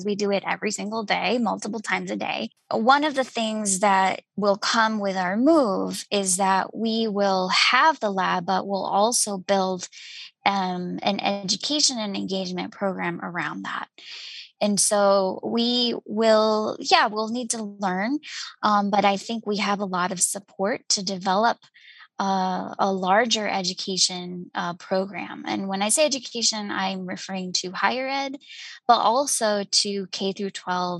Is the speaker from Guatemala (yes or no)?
yes; Guatemala; moved away as an adult; I'm originally from Guatemala, and I grew up in a city